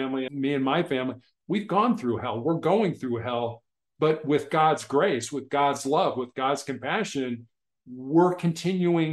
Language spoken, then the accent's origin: English; Chicago, Illinois, United States; I grew up in Chicago